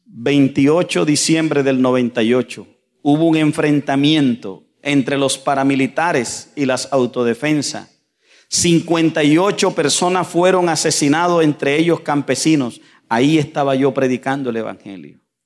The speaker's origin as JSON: {"language": "Spanish", "town": "Santa Fe de Ralito", "region": "Córdoba", "country": "Colombia", "said": "yo vengo de las montañas de Colombia. YouTube, usted escribe mi pueblo, Santa Fe de Ralito"}